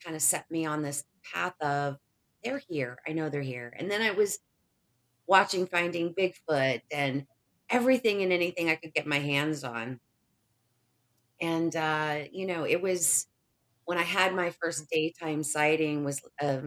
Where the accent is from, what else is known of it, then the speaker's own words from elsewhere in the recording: Indiana, United States; I grew up in Indiana